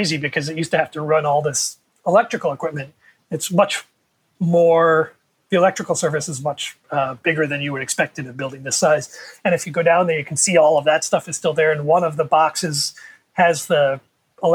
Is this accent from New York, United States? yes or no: yes; New York City, New York, United States; when I was growing up in New York City